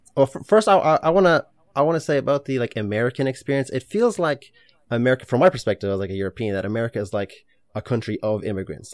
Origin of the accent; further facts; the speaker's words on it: Ireland; also born or lived in Ukraine; we immigrated from Ukraine to Ireland